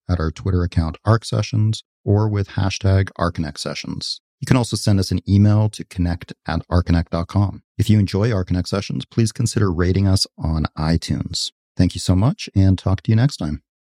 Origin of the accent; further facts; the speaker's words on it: Canada; moved away as an adult; now in Los Angeles, United States; I grew up in a very beautiful, natural place in Canada, and then I moved to Los Angeles when I was about eighteen.